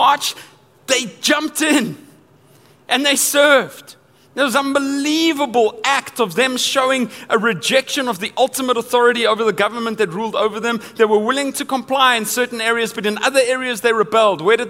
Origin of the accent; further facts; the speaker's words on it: Johannesburg, Gauteng, South Africa; I grew up in Johannesburg, South Africa.